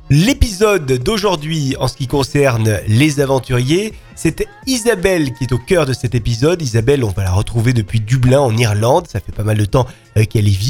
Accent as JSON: {"language": "French", "country": "France", "said": "quand on arrive euh, en tant que française, euh, qu'on parle pas forcément hyper bien la langue anglaise et que voilà, on veut s'installer et, donc travailler."}